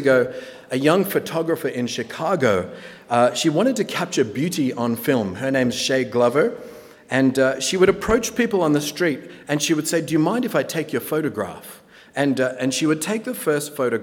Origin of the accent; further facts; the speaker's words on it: Australia; moved away as an adult; now in Napa, United States; I'm from Australia